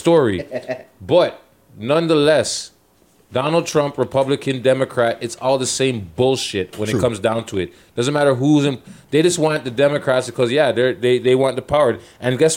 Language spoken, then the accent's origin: English; Toronto, Ontario, Canada; I'm from Toronto, B